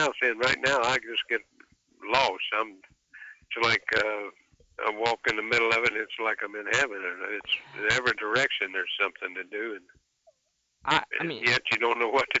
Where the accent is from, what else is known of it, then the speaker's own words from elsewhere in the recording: Kentucky, United States; moved away; See, I'm from that country. I'm from Kentucky originally.